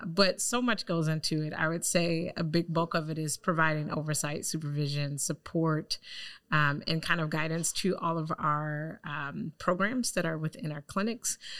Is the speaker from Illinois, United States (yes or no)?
yes; Chicago, Illinois, United States; also born or lived in Lake County; coming back to Chicago, where I'm from, born and raised on the South Side